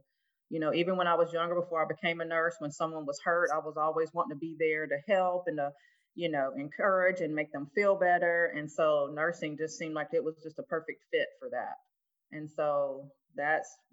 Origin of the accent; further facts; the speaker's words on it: Mobile, Alabama, United States; also born or lived in Detroit, Michigan; moved down to Mobile, Alabama when I was about 7 years old. And I have been here in Mobile ever since